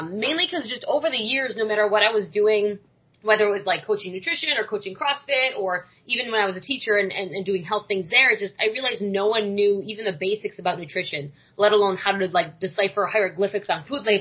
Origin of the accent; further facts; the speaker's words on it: New York, United States; moved away as an adult; now in Florida, United States; I moved down here because I'm from New York.